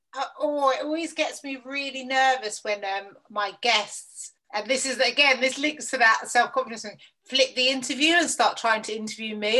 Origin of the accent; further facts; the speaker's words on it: London, United Kingdom; I grew up in southeast London, Lewisham